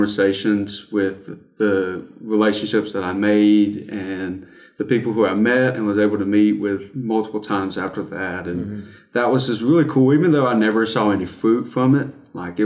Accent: South Carolina, United States; I'm from South Carolina

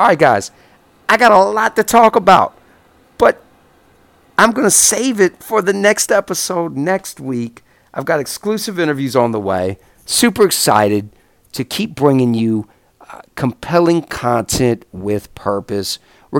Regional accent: the Carolinas, United States; I'm from the Carolinas.

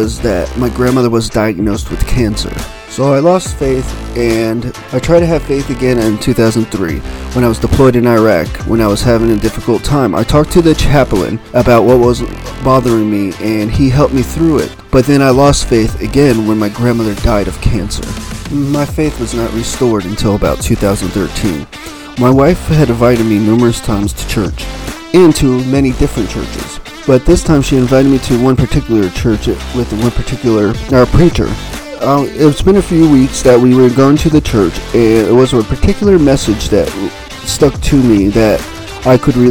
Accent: Texas, United States; moved away; also born or lived in Montgomery, Alabama; I was born in Texas

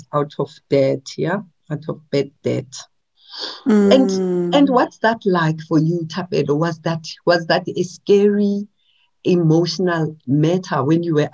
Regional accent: Soshanguve, Gauteng, South Africa; I'm from Soshanguve too

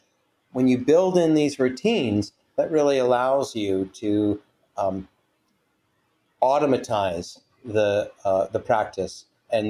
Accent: Washington, District of Columbia, United States; now in California, United States; Not from California originally, no. I'm from Washington, D.C. originally.

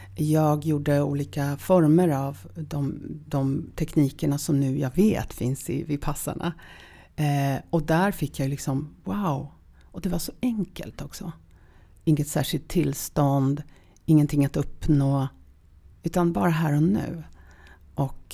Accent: Sopot, Pomeranian Voivodeship, Poland; now in Sweden; Jag föddes i Polen. Um, sist, slutet precis på 60-talet. Och i en stad som heter Sopot

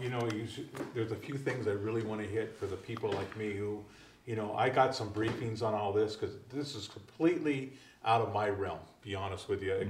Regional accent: California, United States; I'm from California

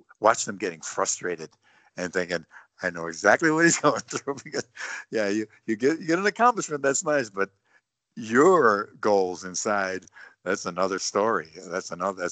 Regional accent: Buffalo, New York, United States; my hometown in Buffalo

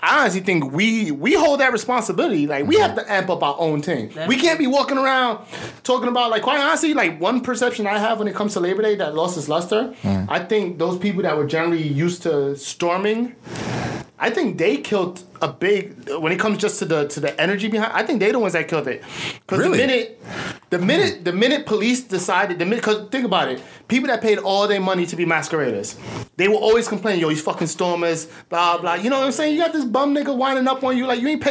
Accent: New York City, New York, United States; I'm a New Yorker

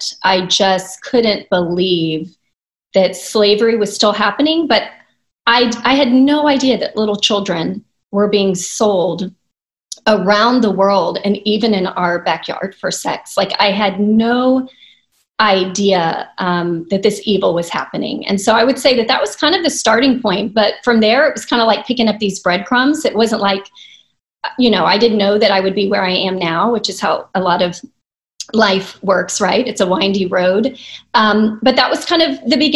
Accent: Houston, Texas, United States; I'm a native Houstonian, so maybe that's why I love it, because it's home

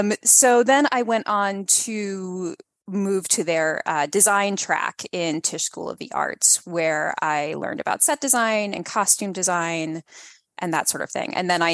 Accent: Delaware, United States; also born or lived in Detroit; I grew up mostly in Delaware. My family moved around a lot because of my dad's job.

